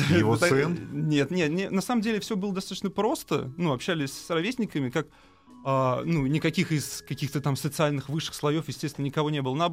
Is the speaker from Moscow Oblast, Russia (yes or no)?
yes; Reutov, Moscow Oblast, Russia; А я из Реутова, Московской